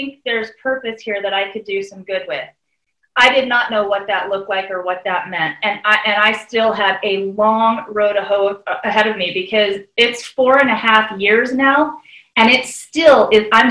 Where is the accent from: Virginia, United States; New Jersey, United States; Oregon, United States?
Oregon, United States; Bend; in Bend, Oregon, in my hometown